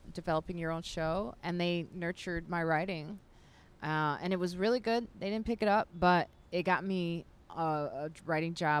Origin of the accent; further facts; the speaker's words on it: Chicago, Illinois, United States; I'm from Chicago, which is the home of house music.